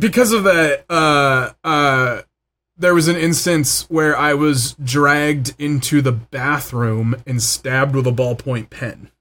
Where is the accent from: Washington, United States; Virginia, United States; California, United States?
California, United States; Los Angeles; also born or lived in Van Nuys; Van Nuys will always be home. Like, I was born in Panorama City